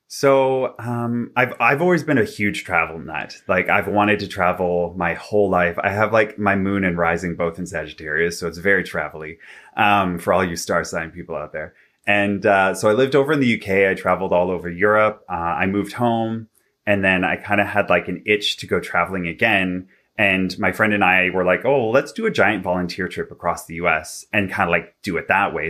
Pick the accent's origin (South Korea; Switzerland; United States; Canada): Canada; Vancouver, British Columbia; now in Toronto, Canada; I'm originally from Vancouver, B C. I now live in Toronto.